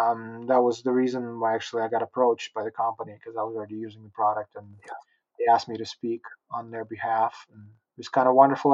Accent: Utah, United States; I'm a Utah boy.

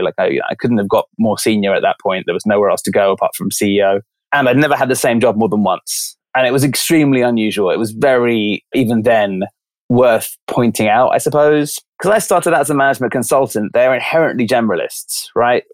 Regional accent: London, United Kingdom; moved away; I grew up in London

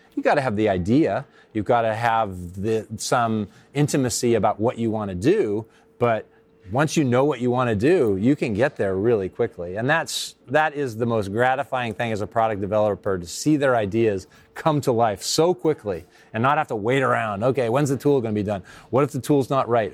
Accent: Silicon Valley, California, United States; now in San Francisco, United States; I grew up in Silicon Valley

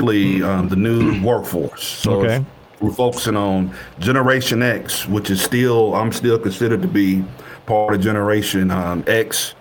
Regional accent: West Tennessee, United States; moved away as an adult; also born or lived in North Texas; the district that I'm from, you know, this is my hometown, my home district

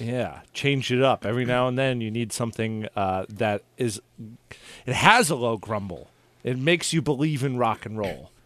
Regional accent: Long Island, New York, United States; growing up on Long Island

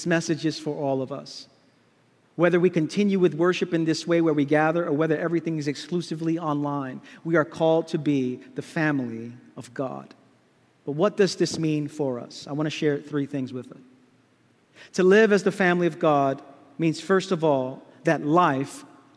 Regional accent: New York City, New York, United States; Growing up in Brooklyn, my grandparents used to welcome so many people into the house

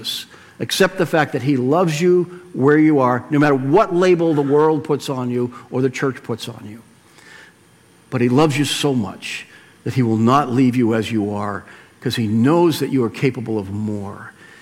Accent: Weymouth, Massachusetts, United States; where I grew up in Weymouth

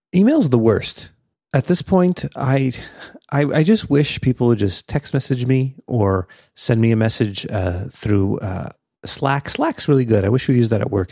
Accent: Canada; we're Canadian

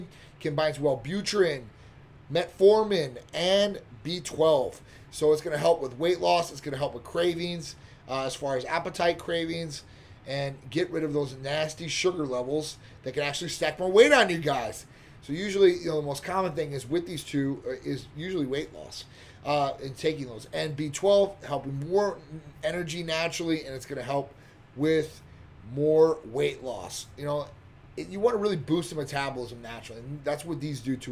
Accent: Chicago, Illinois, United States; now in Tampa, United States; I'm from Chicago originally

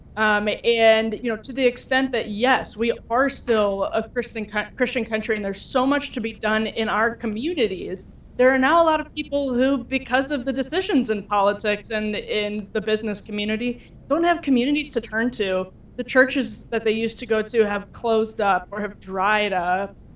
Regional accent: Wisconsin, United States; moved away as an adult; I'm from Wisconsin originally and um, came out here for college and never left

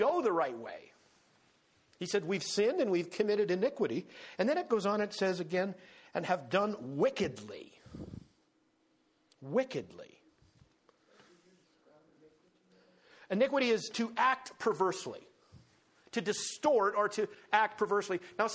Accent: United States

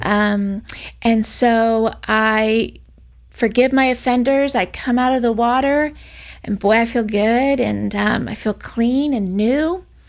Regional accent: Orlando, Florida, United States; I'm from Orlando, Florida

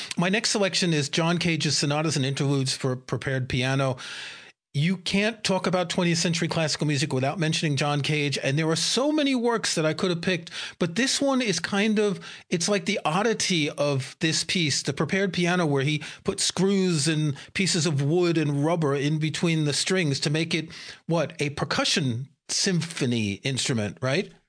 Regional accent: New York City, New York, United States; I grew up in New York City and I never went to a jazz club

